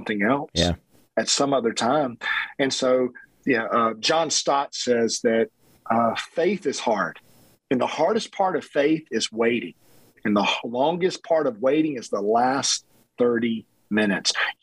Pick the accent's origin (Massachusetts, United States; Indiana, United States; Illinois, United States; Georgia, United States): Georgia, United States; South; growing up in South Georgia